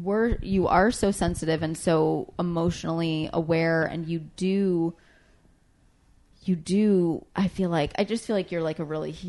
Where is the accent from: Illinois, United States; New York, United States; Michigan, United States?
Michigan, United States; Highland; I'm from Michigan.